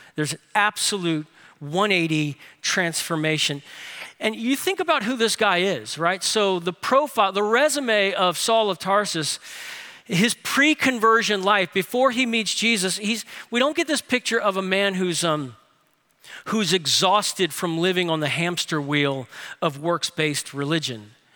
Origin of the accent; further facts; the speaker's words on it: New Orleans, Louisiana, United States; Grace King High School where I went to school in New Orleans